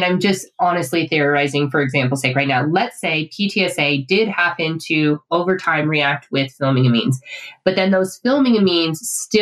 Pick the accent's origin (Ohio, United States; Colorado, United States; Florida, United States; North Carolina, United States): Colorado, United States; I'm a kid from Colorado